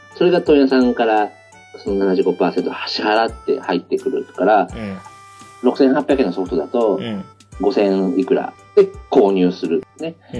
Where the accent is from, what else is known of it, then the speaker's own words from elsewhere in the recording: Hiroshima, Japan; moved away as an adult; also born or lived in Osaka; 僕の地元広島に、僕が子供の頃から通ってるお店だった